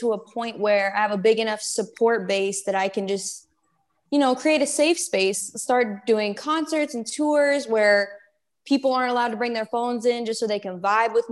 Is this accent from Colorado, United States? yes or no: yes; Colorado, United States; now in Georgia, United States; originally I'm from Colorado. I'm in Georgia now.